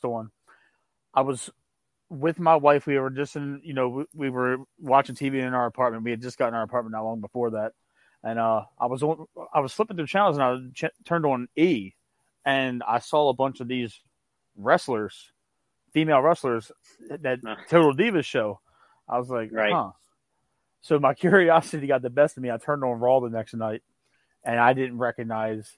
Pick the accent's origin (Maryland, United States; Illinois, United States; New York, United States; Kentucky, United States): Maryland, United States; Baltimore; I'm from Baltimore, Maryland